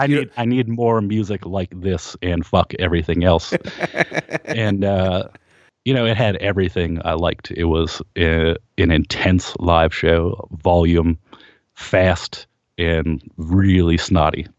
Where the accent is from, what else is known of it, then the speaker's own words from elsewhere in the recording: Kent, Ohio, United States; we grew up in Kent, Ohio, and it was a big college town.